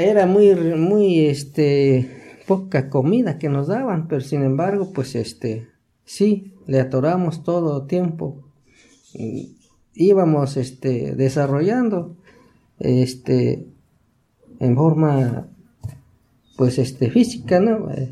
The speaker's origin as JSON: {"language": "Spanish", "town": "Chalmita", "region": "Hidalgo", "country": "Mexico", "said": "Soy, de Chalmita"}